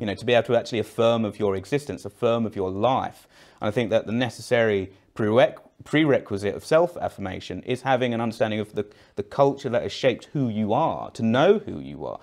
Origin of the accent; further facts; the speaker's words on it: Eltham, London, United Kingdom; I'm from Elton, but I went to sixth form.